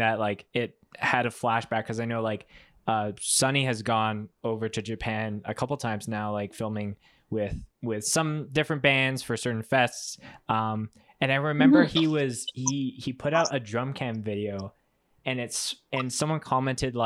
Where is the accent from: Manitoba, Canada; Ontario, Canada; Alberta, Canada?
Manitoba, Canada; Winnipeg; now in Calgary, Canada; I'm originally from Winnipeg